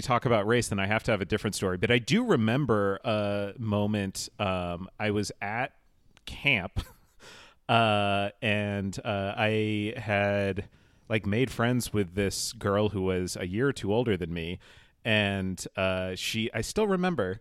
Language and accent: English; Holliston, Massachusetts, United States; I grew up outside of Boston, uh, in a tiny little suburb called Holliston